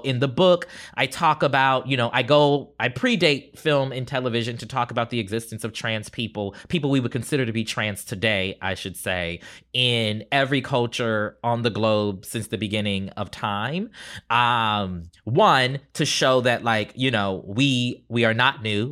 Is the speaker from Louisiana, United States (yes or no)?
no; Charleston, South Carolina, United States; growing up in Charleston, South Carolina.